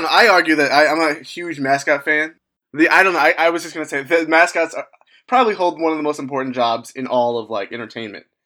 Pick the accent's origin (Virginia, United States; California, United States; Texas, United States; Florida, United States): Virginia, United States; Yeah, I grew up in Virginia